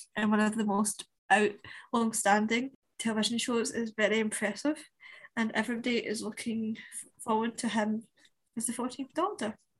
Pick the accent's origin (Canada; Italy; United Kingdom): United Kingdom; Scotland; us as Scottish people